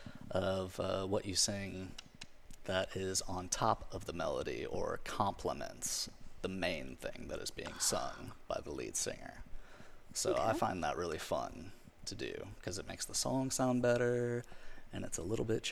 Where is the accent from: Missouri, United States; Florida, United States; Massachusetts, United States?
Florida, United States; Pensacola; now in Ocean Springs, United States; I am a musician from Pensacola, Florida. I live in Ocean Springs now.